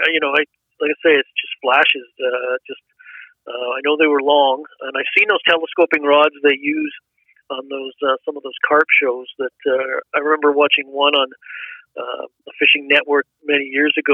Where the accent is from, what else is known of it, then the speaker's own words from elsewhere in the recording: Canada; also born or lived in England; I was born in England, so we emigrated to Canada when I was seven.